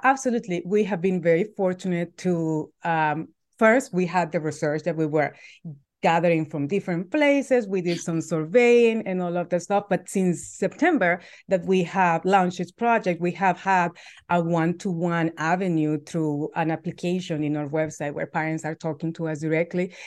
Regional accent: El Salvador; moved away as an adult; now in United States; I'm originally from El Salvador. I've been in the U S for almost thirteen years

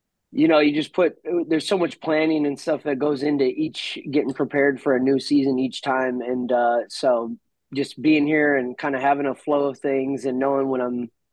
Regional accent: United States; been growing up in America and playing rugby my whole career

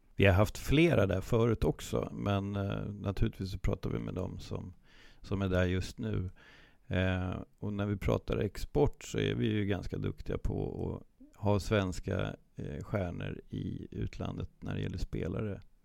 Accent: Sweden; som svensk målvaktstränare

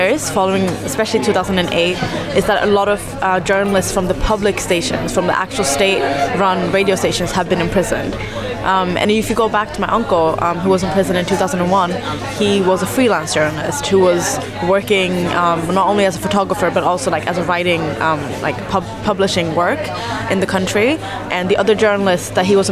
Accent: Sweden; now in London, United Kingdom; So I'm Eritrean in origin, but I was born in Sweden.

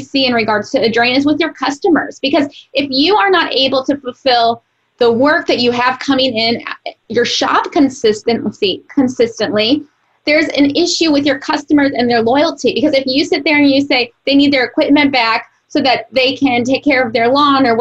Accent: Missouri, United States; I'm from Missouri

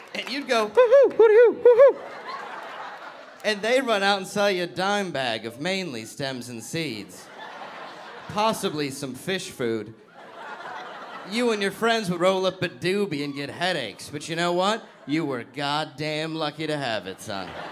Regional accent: Detroit, Michigan, United States; I'm from Detroit, Michigan, originally.

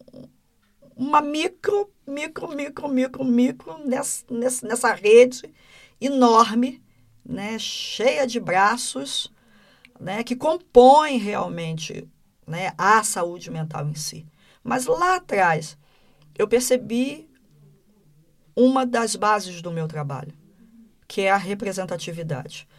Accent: Brazil; no Brasil a gente fala diferente

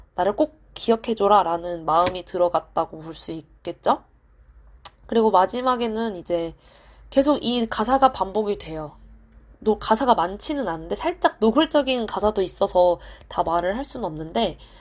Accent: South Korea; 저는 토종 한국인이기 때문에

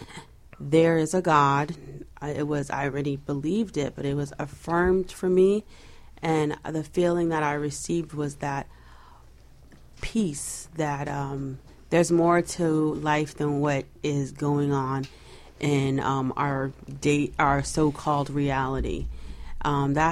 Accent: New York, United States; I'm from New York

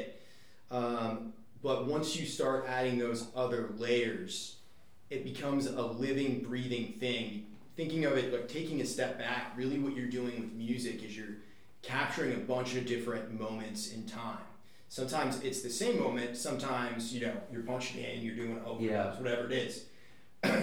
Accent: Northeast, United States; I grew up in the Northeast

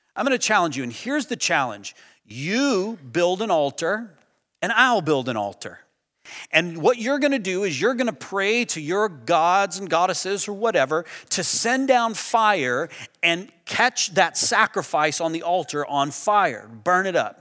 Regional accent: United States; I'm American

